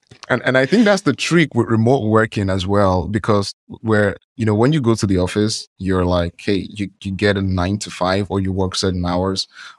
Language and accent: English; Nigeria; I'm from Nigeria.